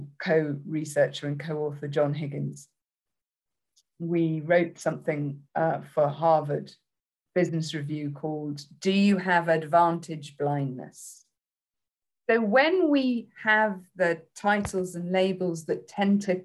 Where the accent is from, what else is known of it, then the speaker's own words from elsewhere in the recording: United Kingdom; accent: British; my accent